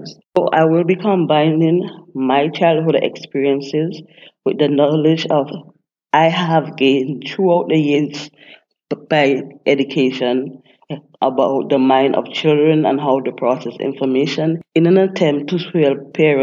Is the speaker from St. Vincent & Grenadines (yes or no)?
yes; St. Vincent & Grenadines; moved away as an adult; now in United States; I was born and raised in St. Vincent and the Grenadines